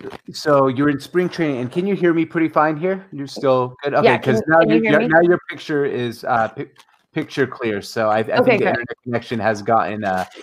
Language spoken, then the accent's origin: English; Seattle, Washington, United States; I grew up in Seattle. I still live in Seattle.